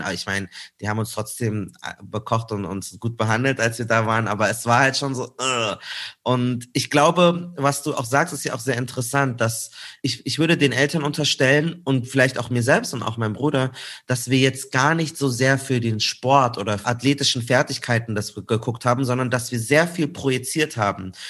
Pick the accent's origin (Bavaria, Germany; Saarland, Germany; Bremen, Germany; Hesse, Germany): Bavaria, Germany; Munich; bei uns in München